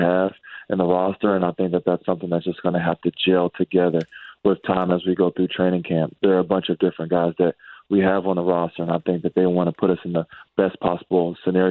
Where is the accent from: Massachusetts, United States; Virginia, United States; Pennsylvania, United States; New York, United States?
Virginia, United States; Virginia Beach; I'm from Virginia Beach, Virginia